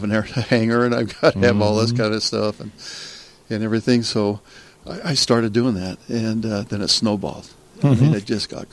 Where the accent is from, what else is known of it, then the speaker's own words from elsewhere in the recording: Kemmerer, Wyoming, United States; moved away as an adult; also born or lived in Utah; I grew up in Kemmer, Wyoming